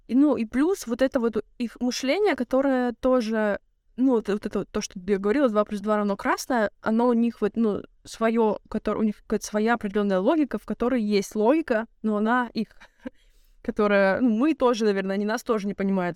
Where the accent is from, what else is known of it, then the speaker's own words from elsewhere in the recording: Russia; moved away; я из России